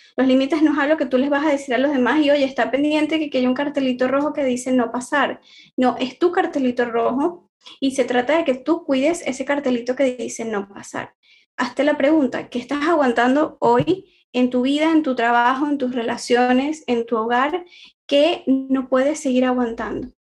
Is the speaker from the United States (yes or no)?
no; Venezuela; moved away as an adult; now in Barcelona, Spain; soy venezolana, actualmente vivo acá en Barcelona, emigré buscando una mejor calidad de vida